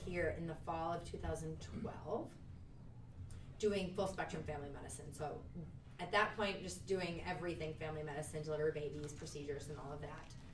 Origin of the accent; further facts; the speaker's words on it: Minneapolis, Minnesota, United States; also born or lived in Sioux Falls, South Dakota / Little Falls, Minnesota; I am from Minnesota, but I grew up in the Twin Cities